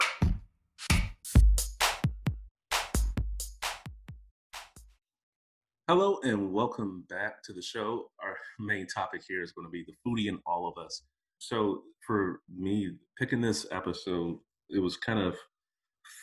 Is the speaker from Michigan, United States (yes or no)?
yes; Detroit, Michigan, United States; moved away; I grew up in the States, right? So I'm, you know, originally from Detroit.